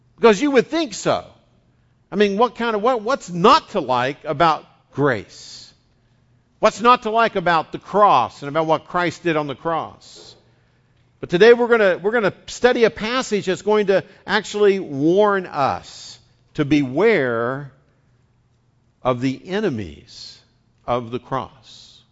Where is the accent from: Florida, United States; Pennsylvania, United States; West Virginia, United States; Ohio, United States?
West Virginia, United States; accent: West Virginian; now in California, United States; I'm bilingual. I speak West Virginian and Californian